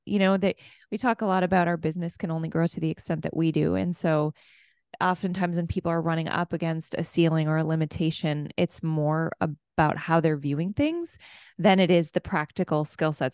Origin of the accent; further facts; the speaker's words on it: Minneapolis, Minnesota, United States; I'm from Minneapolis